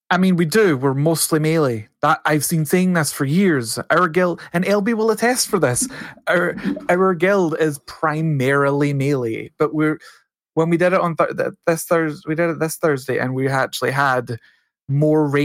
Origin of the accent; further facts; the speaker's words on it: Texas, United States; So I'm from Texas, son. That's how we live other humans.